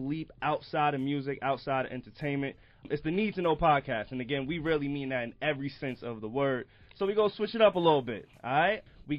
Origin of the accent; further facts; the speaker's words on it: Long Island, New York, United States; also born or lived in East Elmhurst, Queens; Me and Alex from Long Island.